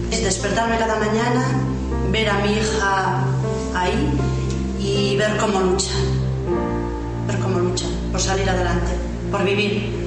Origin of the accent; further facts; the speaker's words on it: Madrid, Community of Madrid, Spain; eh, eh, soy de Madrid, estudio terapia ocupacional